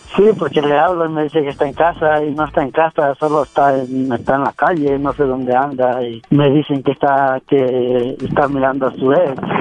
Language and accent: Spanish; Guerrero, Mexico; now in Veracruz, Mexico; yo soy de Guerrero, mi hermana vive en Veracruz